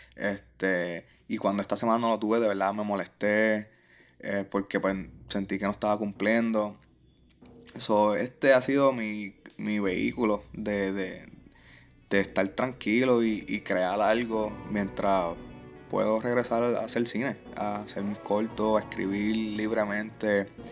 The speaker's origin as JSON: {"language": "Spanish", "town": "Trujillo Alto", "country": "Puerto Rico", "said": "yo soy de Trujillo Alto"}